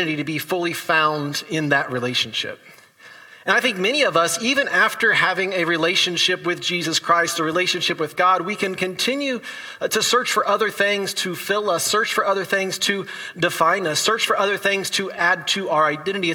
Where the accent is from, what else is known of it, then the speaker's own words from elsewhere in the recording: Indiana, United States; my hometown Indiana Pacers.